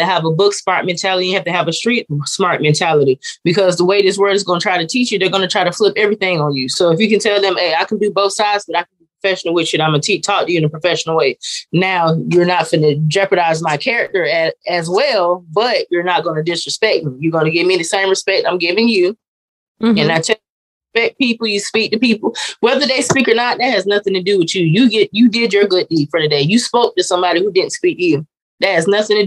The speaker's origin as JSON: {"language": "English", "town": "Jacksonville", "region": "Florida", "country": "United States", "tie": "born or raised there", "also_born_or_lived": "Decatur, Illinois", "said": "I was born in Decatur, Illinois, and I grew up in Jacksonville, Florida"}